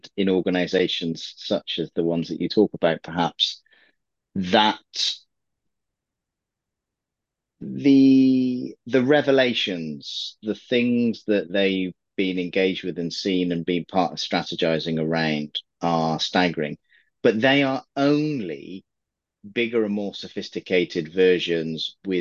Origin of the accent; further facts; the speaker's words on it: England, United Kingdom; I'm an English guy